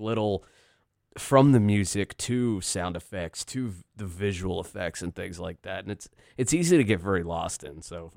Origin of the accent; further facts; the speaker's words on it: Virginia, United States; also born or lived in Philadelphia, Pennsylvania; now in Chambersburg, United States; born outside Philadelphia, raised in Virginia